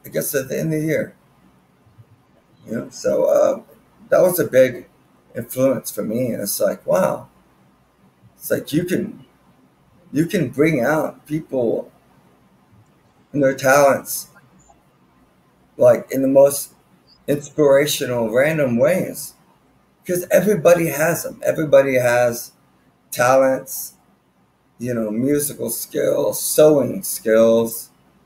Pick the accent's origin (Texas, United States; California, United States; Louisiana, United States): Texas, United States; Austin; I've been in from Austin from 1998. My dad got a transfer over here in Coca-Cola, working for Coca. And my mom got a transfer working for the Texas State Senate